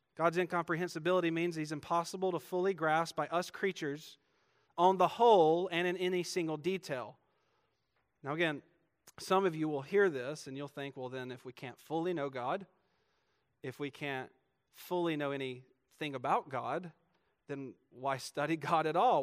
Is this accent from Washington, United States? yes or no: no; Georgia, United States; moved away; I'm from Georgia.